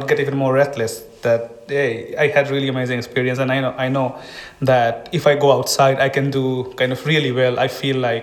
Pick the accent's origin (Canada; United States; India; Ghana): India; moved away as an adult; now in Estonia; I'm from India